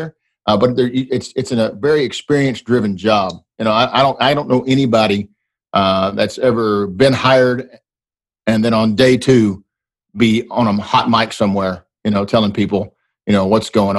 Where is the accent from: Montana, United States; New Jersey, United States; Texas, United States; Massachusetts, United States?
Texas, United States; Dallas-Fort Worth; also born or lived in Waxahachie, Texas; my hometown Texas Rangers